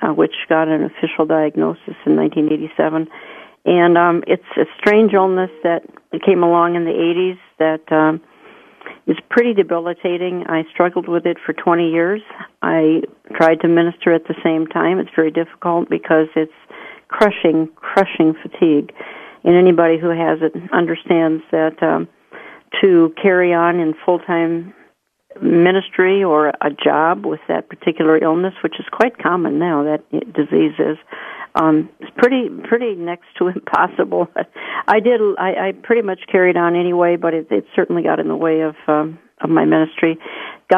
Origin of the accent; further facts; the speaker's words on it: Minneapolis, Minnesota, United States; my hometown